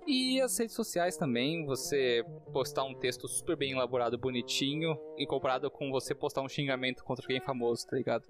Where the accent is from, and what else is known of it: Brazil